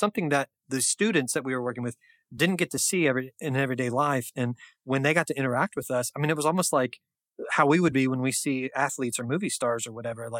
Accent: United States; the incredible privilege that we have as American citizens

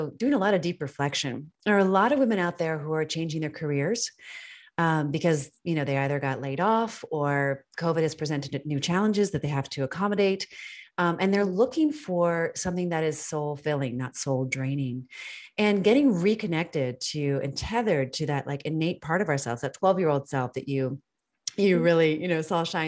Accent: D.C., Northern Virginia, United States; It was in Northern Virginia. I grew up outside of Washington, D.C.

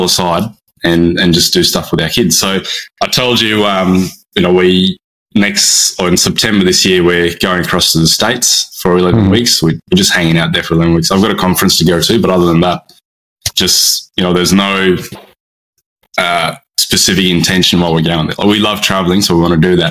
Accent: Brisbane, Queensland, Australia; I'm from Brisbane on the east coast of Australia.

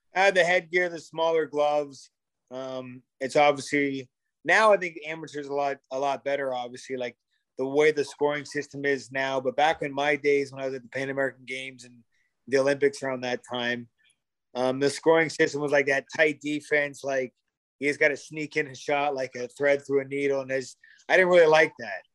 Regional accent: Sarnia, Ontario, Canada; We both played hockey growing up in Sarnia

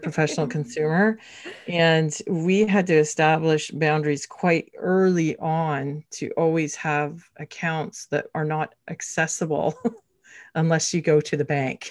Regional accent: Canada; now in Toronto, Canada; We are Canadian

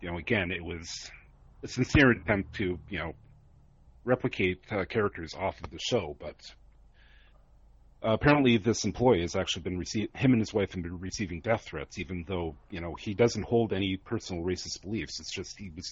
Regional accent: Canada; being Canadian

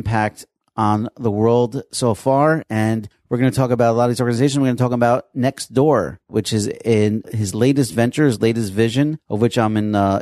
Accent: Passaic, New Jersey, United States; I'm from Passaic

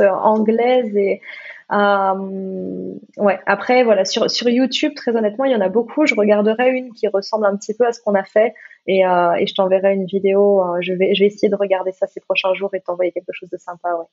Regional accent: Gabon; l'iboga, qui est la médecine de mon, de mon pays, parce que je suis née, je suis née au Gabon

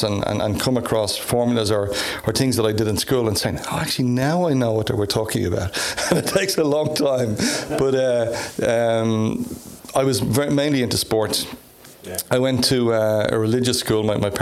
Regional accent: Dublin, Leinster, Ireland; moved away as an adult; also born or lived in United States; now in Cumbria, United Kingdom; I was born in Dublin. Went to college originally in Dublin to the DIT

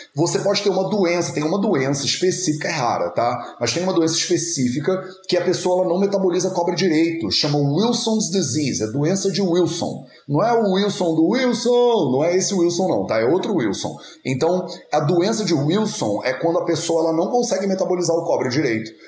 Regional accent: Rio de Janeiro, Brazil; also born or lived in northern Portugal; now in Portugal; Eu sou carioca, cresci a minha vida inteira no Rio de Janeiro

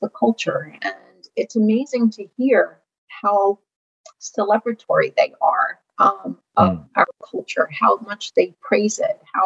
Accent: Ukraine; now in United States; I wasn't born in this country. I was born in the Ukraine.

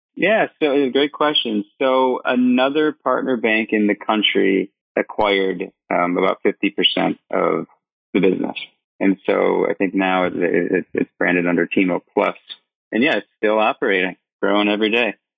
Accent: Michigan, United States; moved away as an adult; also born or lived in Vietnam; I grew up in Michigan went to the University of Michigan, Go Blue

